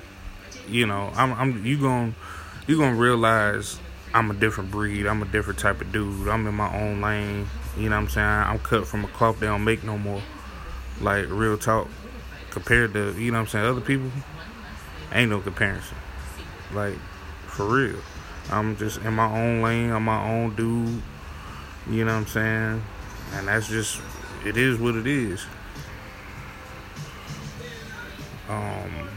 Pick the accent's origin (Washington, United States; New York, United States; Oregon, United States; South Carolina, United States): South Carolina, United States; also born or lived in New Haven, Connecticut / Maryland; I was born in, you know what I'm saying, New Haven, Connecticut, for those who don't know. You know what I'm saying? I grew up in South Carolina.